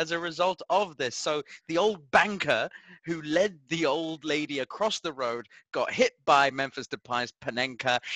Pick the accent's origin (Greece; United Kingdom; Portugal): Portugal; Lisbon; moved away; in Lisbon, in my hometown